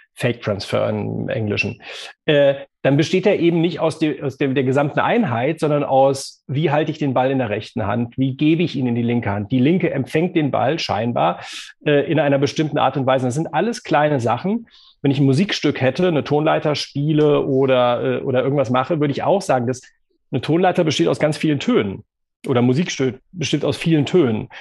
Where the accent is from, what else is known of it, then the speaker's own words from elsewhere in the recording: Bonn, North Rhine-Westphalia, Germany; bin ich ja auch äh, gebürtiger Bonner